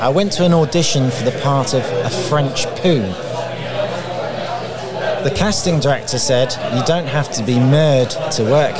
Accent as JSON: {"language": "English", "town": "Peterborough", "region": "East of England", "country": "United Kingdom", "also_born_or_lived": "South London", "moved": "yes", "lives_now": "London, United Kingdom", "said": "Peterborough originally, but live in South London."}